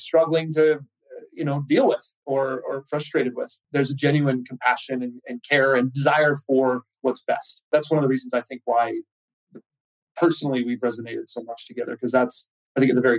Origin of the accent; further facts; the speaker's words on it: Canada; I'm a Canadian and Andrew's Canadian.